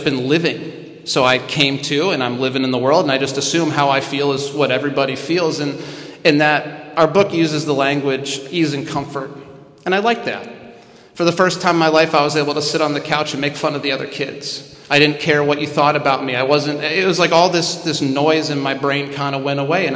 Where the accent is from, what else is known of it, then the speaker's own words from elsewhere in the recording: Midwest, United States; I'm from the Midwest